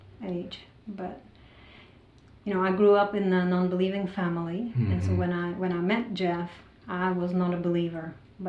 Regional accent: Czechia; moved away; I am originally from the Czech Republic, and I was born into a communist Czechoslovakia, and I've been now gone for over 20 years.

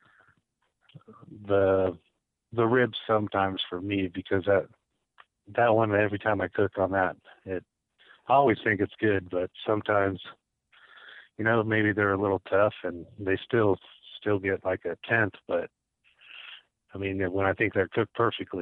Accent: Fontana, California, United States; we're from Fontana, so it's windy, so we're used to the wind

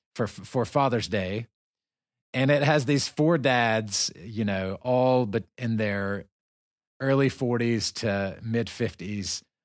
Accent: United States; now in Dagestan, Russia; we're both Americans. We're from the United States.

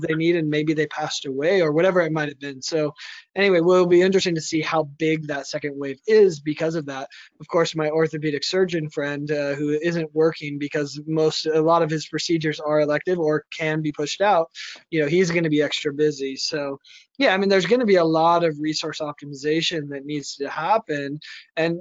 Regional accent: United States; as an American

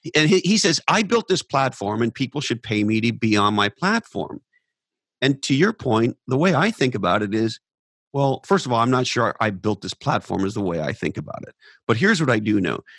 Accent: Silicon Valley, California, United States; growing up in Silicon Valley

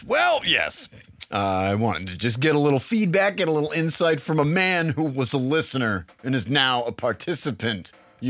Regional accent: Massachusetts, United States; moved away; I got a message from a listener in Massachusetts, in fact, my home state.

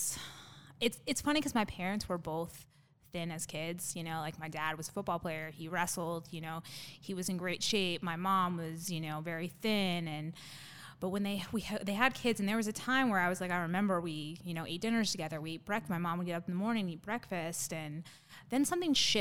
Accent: Phoenix, Arizona, United States; also born or lived in Tucson, Arizona; I am actually one of the probably few Arizona natives. So I was born and raised here in Arizona, born in Tucson. Parents moved up to Phoenix, so that's kind of where I did school and, you know, grew up

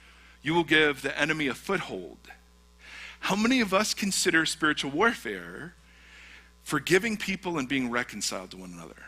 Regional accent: United States; as an American Christian

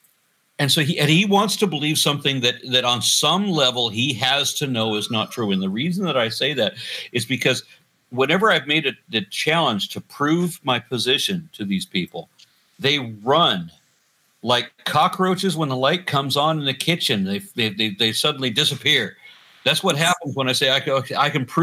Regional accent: Southwest, United States; moved away; I grew up in the Southwest desert.

